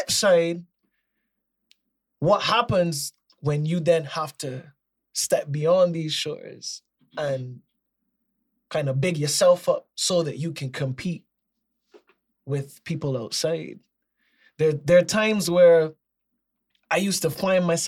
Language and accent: English; Barbados; I am from Barbados and Barbados is in the Caribbean.